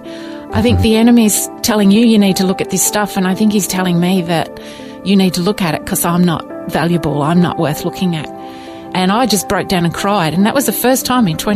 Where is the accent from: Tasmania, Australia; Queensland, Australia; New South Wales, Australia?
New South Wales, Australia; Sydney; also born or lived in Coffs Harbour, New South Wales; I was born in Sydney and went to primary school down there and then moved to Coffs Harbour, which is part of our story, when I was starting high school at the age of 11